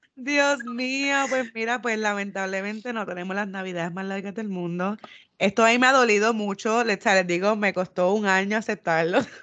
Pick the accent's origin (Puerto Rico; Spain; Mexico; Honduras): Puerto Rico; moved away; cuando me fui de Puerto Rico